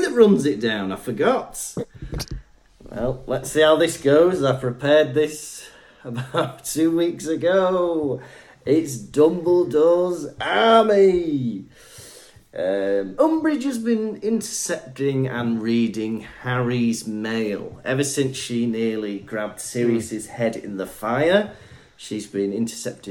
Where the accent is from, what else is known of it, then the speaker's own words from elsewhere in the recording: Wales, United Kingdom; moved away as an adult; now in Germany; I'm from Wales.